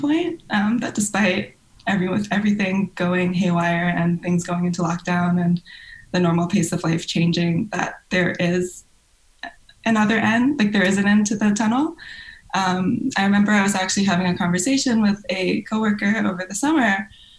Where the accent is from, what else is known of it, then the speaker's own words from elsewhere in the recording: Hong Kong; moved away; I grew up in Hong Kong.